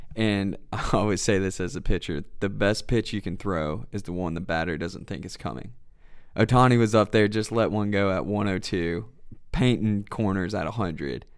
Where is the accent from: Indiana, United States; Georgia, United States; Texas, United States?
Georgia, United States; Canton; also born or lived in Cleveland, Ohio; I'm originally from Cleveland, Ohio. My whole family's from there, up in the northeast of Ohio. You know, everything's, uh, worked for. Nothing's given to ya. Um, m, lived there till I was about six. We moved down to Canton, Georgia, which is about thirty minutes north of Atlanta. So growing up, you know, Metro Atlanta